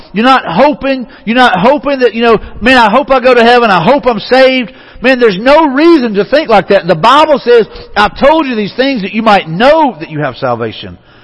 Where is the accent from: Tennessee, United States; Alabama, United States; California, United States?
Alabama, United States; Mobile; I grew up in Mobile home of Mardi Gras